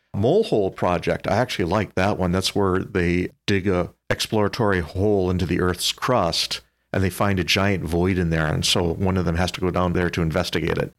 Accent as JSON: {"language": "English", "town": "Whitewater", "region": "Wisconsin", "country": "United States", "tie": "born or raised there", "said": "I grew up in Whitewater in the mid-seventies"}